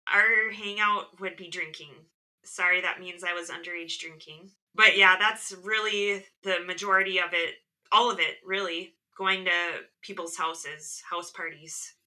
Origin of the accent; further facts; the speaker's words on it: Midwest, United States; I, am an only child and I grew up in the Midwest